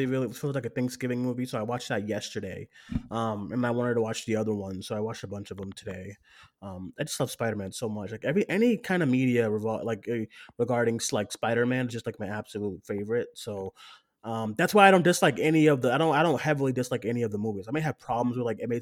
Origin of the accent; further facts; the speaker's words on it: Boston, Massachusetts, United States; I grew up in Boston